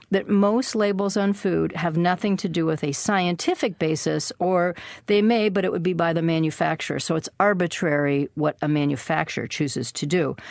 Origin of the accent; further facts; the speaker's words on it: Minnesota, United States; now in Maine, United States; I was born in Minnesota, and my grandparents were Scandinavian immigrants who had a dairy farm